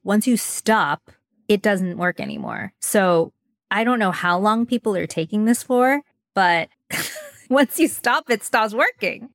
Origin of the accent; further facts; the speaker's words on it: Southern California, United States; growing up in Southern California